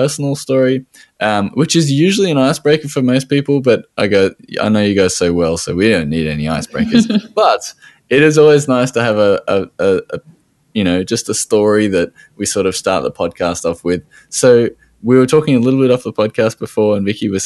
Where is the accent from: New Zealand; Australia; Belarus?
Australia; accent: Australian